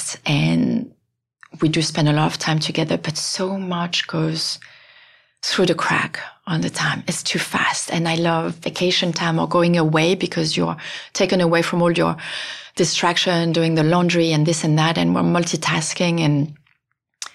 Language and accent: English; France; moved away; I'm from France